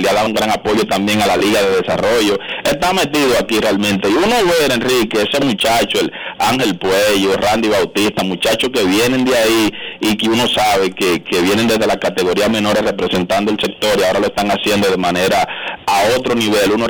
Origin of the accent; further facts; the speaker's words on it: Dominican Republic; also born or lived in Cristo Rey, Santo Domingo; nosotros como dominicanos